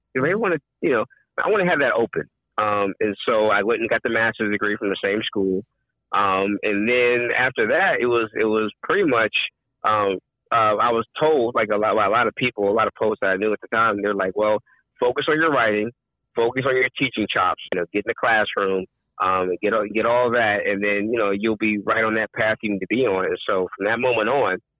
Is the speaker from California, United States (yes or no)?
yes; Long Beach, California, United States; also born or lived in San Diego; I grew up in Southern California, Long Beach. I went to elementary school and junior high in Long Beach and high school in San Diego